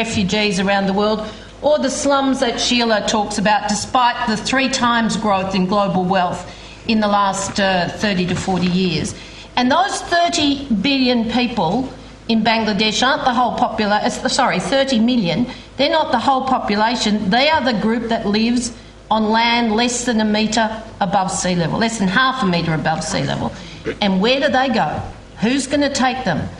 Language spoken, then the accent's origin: English; Melbourne, Victoria, Australia; moved away; I come from Australia, and the most moderate part of the world in Australia is the southern states, and I come from Melbourne. Don't live there at the moment, but I come from there.